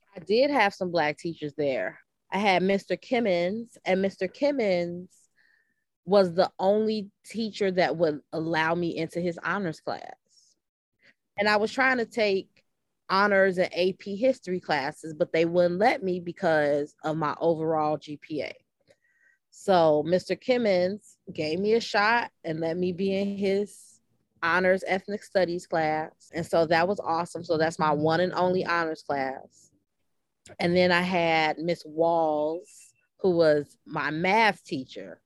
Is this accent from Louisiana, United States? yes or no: no; Chicago, Illinois, United States; growing up on the West Side because my mother, who was a teacher